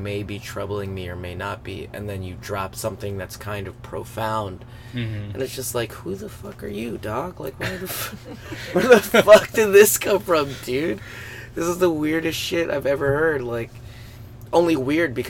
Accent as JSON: {"language": "English", "region": "Northeast", "country": "United States", "tie": "born or raised there", "said": "a Northeastern kid"}